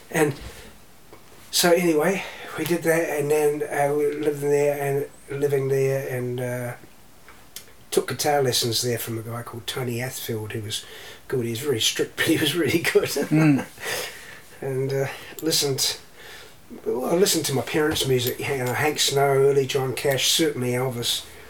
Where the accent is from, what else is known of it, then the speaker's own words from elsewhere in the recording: Canterbury, New Zealand; also born or lived in Christchurch, New Zealand / Taranaki, New Zealand / Australia; we grew up in Canterbury, and we shifted back to Canterbury uh, from Taranaki